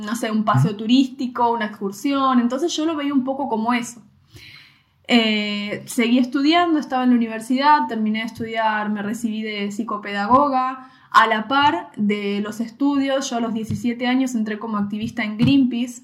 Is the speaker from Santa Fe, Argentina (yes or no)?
no; Mar del Plata, Buenos Aires Province, Argentina; moved away as an adult; en el Mar del Plata, la ciudad de donde yo soy, eh, yo viví toda mi vida en la misma casa